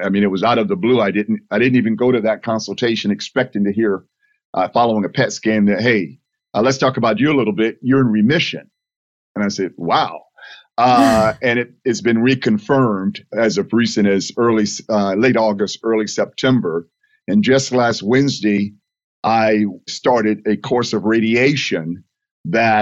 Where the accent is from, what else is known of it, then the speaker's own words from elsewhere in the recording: Fort Lauderdale, Florida, United States; I was born and raised in Fort Lauderdale